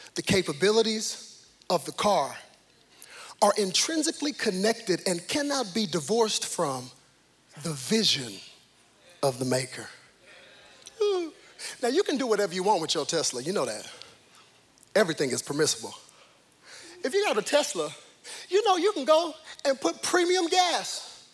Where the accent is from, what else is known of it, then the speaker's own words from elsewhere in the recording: Cedar Hill, Texas, United States; I was born in Cedar Hill, not Preston Hollow